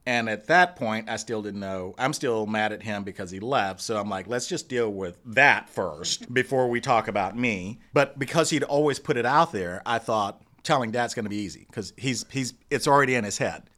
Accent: Dallas, Texas, United States; I grew up in Dallas. I'm a Dallas boy. Grew up in Oak Cliff

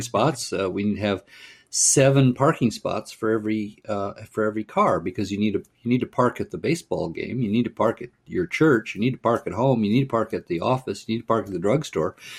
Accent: Pasadena, California, United States; I grew up in Pasadena, California

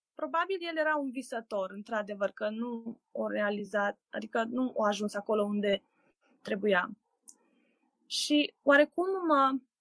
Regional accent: Oradea, Bihor County, Romania; sunt din Oradea

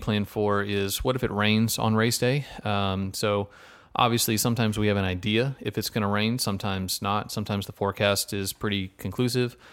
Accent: Texas, United States; a Texan

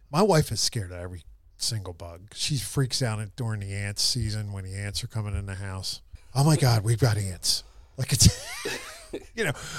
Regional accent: Philadelphia, Pennsylvania, United States; I grew up in Philly, you know, and I grew up in a neighborhood in the River Wards where there's a high water table.

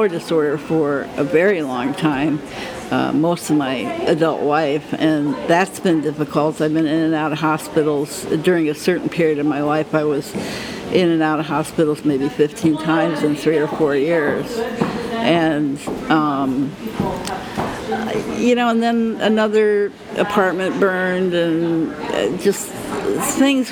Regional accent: Maryland, United States; moved away as an adult; also born or lived in Idaho; I grew up in Maryland

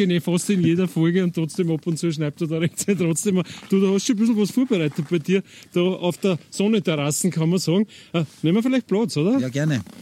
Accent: Lower Austria, Austria; du hast auch immer, auch der Blick ins Waldviertel Waldviertel ist möglich meine alte Heimat.

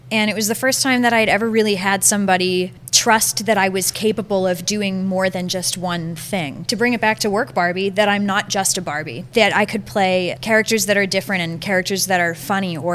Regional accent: Andover, Massachusetts, United States; Because I'm from Andover.

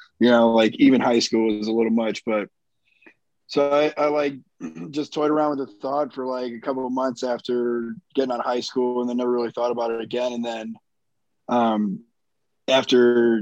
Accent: Chicago, Illinois, United States; I grew up in Chicago

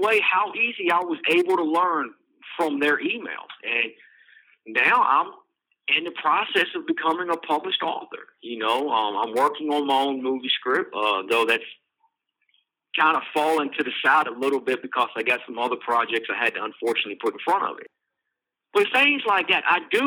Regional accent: Charlottesville, Virginia, United States; Charlottesville, Virginia, which is my hometown

